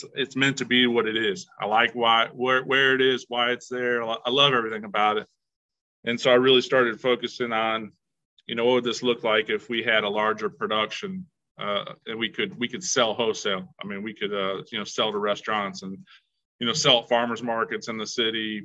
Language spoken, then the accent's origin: English; Indiana, United States; also born or lived in Chicago; I've grown up in Indiana all my life